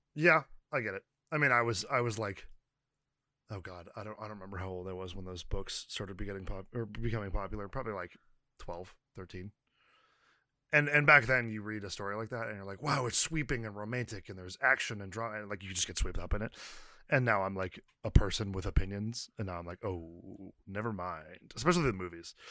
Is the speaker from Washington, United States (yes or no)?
no; California, United States; I am Californian